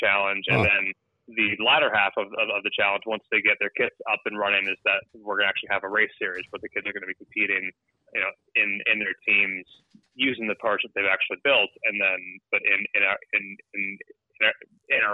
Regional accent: Toronto, Ontario, Canada; I'm from Toronto, Ontario, so at my family cottage

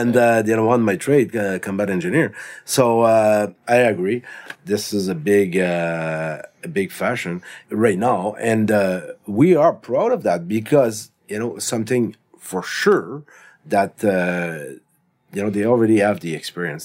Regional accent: Canada; we are Canadian citizen.

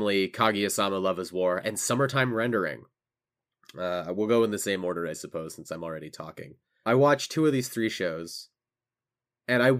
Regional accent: United States; as an American

